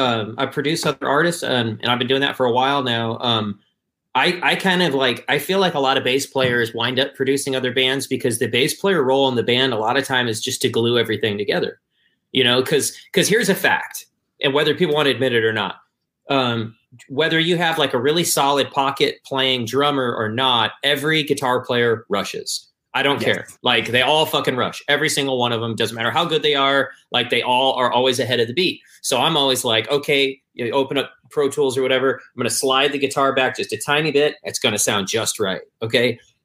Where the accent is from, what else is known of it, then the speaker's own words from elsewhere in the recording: Michigan, United States; I'm from Michigan, so of course, like, the Detroit Motown scene was a big deal.